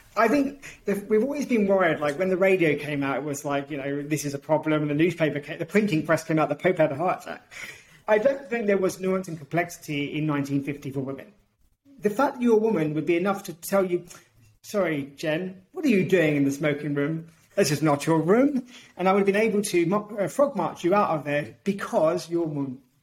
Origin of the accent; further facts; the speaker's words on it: United Kingdom; also born or lived in Portugal; now in Australia; I'm British and Portuguese.